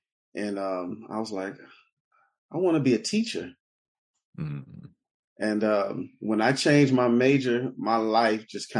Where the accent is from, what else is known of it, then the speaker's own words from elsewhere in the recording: Detroit, Michigan, United States; I'm from Detroit, born and raised on the east side of Detroit